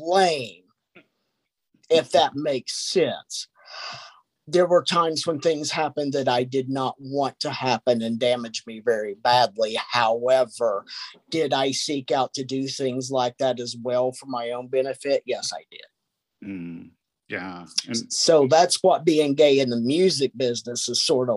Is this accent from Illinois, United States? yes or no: no; Kentucky, United States; moved away; I came from Kentucky, a small little town back